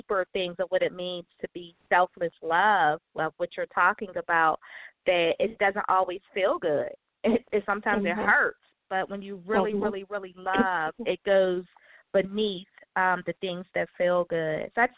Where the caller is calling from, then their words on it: Pittsburgh, Pennsylvania, United States; I'm calling from Pittsburgh.